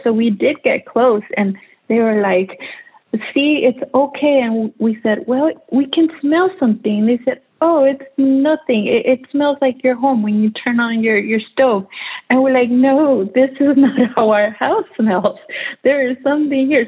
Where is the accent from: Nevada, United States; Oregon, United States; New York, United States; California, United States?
California, United States; Los Angeles; I grew up in Sun Valley, which is where the, the power plant is located.